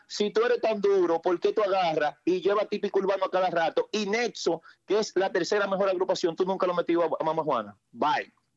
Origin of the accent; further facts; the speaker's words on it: Newark, New Jersey, United States; Mayormente yo soy de Newark, New Jersey